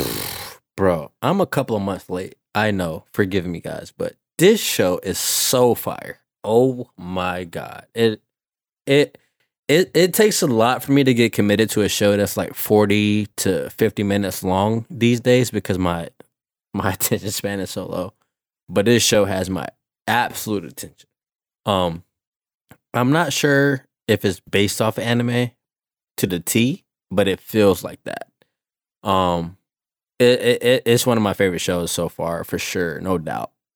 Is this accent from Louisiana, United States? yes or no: no; Savannah, Georgia, United States; I'm a kid from the Savannah, Georgia area